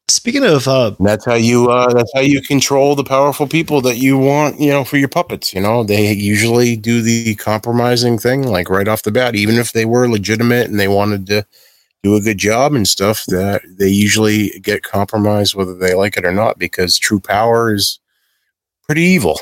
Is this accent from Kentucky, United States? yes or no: no; Massachusetts, United States; I'm from Massachusetts